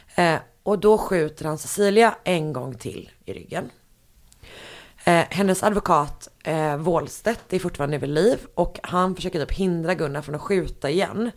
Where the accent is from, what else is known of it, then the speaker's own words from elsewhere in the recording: Gothenburg, Västra Götaland, Sweden; moved away; hemma i Göteborg